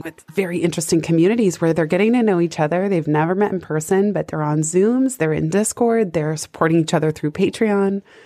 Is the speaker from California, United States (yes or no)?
yes; San Francisco, California, United States; I grew up in San Francisco